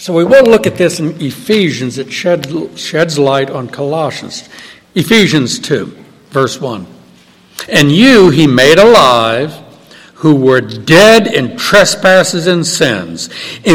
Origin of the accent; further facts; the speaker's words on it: New Orleans, Louisiana, United States; I was born and raised in New Orleans